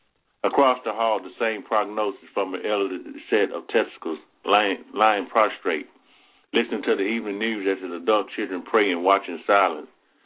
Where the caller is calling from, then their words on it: Athens, Alabama, United States; Athens, Alabama.